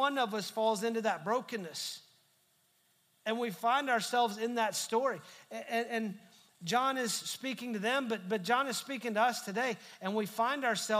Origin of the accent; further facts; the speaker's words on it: United States; also born or lived in Texas; just because we're American doesn't mean we're Christians. Just because we live in Texas doesn't mean we're Christians